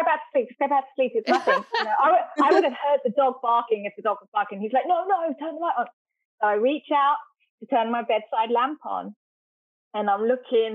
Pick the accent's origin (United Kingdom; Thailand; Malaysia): United Kingdom; England; moved away; I was born in England and grew up in an old Victorian house